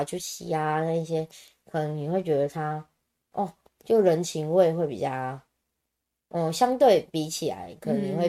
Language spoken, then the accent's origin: Chinese; Taiwan; 就反正我都会抓说我是从台湾来的呀